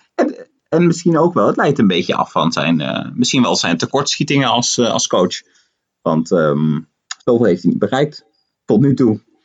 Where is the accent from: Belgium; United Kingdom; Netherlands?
Netherlands; now in Buenos Aires, Argentina; voor mij als Nederlander